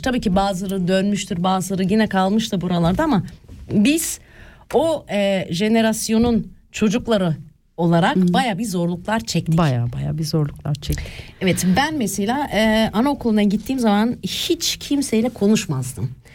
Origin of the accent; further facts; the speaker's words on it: Switzerland; also born or lived in Erzincan, Turkey; çocuk olarak gelip de tek e, kelime Almanca bilmeden buradaki yaşamın